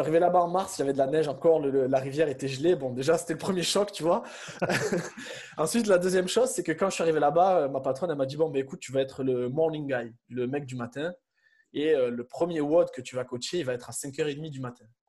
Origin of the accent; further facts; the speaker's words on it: Avignon, Provence-Alpes-Côte d'Azur, France; moved away as an adult; also born or lived in Montpellier; je suis originaire d'Avignon